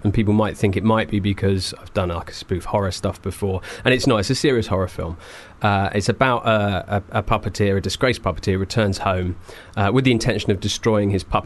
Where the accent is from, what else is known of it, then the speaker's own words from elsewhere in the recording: Whitstable, South East England, United Kingdom; also born or lived in Canterbury; I was born in Canterbury and I grew up in Whitstable